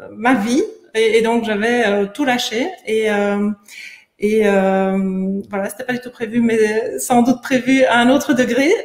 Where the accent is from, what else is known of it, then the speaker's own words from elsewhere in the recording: Belgium; moved away as an adult; also born or lived in United States; je suis belge